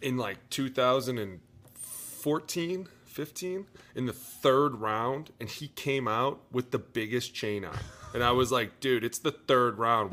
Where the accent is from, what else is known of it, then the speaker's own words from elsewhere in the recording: Cleveland, Ohio, United States; I'm from Cleveland.